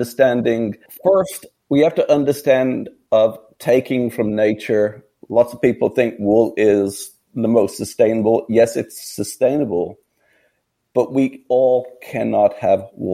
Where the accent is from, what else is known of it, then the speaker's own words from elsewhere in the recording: near Kidderminster, West Midlands, United Kingdom; moved away; was born in England, 7 miles from a town called Kidderminster